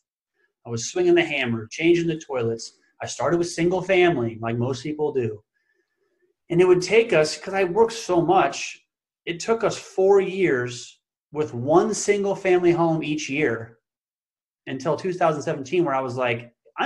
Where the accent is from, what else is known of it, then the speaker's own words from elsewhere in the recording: Council Bluffs, Iowa, United States; also born or lived in Sioux Falls, South Dakota; I was born and raised in Council Bluffs, Iowa, which is a suburb of Omaha, Nebraska.